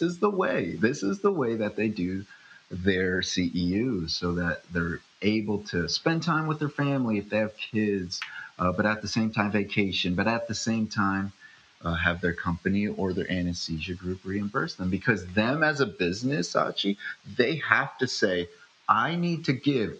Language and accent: English; upstate New York, United States; born or raised there; also born or lived in Philippines